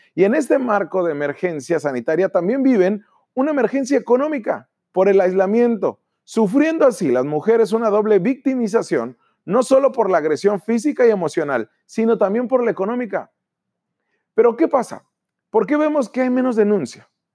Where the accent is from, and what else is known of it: Baja California, Mexico